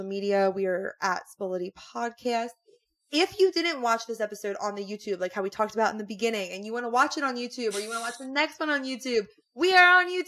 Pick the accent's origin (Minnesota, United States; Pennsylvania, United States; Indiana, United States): Pennsylvania, United States; Philadelphia; we are from the Philly area